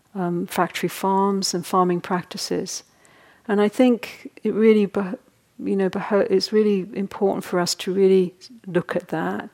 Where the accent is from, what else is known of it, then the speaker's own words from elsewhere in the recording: United Kingdom; partly because I was in Britain a lot, but we don't really talk about we're all very repressed over there.